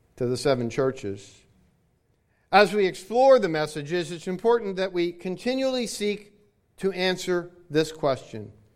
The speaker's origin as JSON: {"language": "English", "region": "Hawaii", "country": "United States", "tie": "born or raised there", "moved": "yes", "lives_now": "Florida, United States"}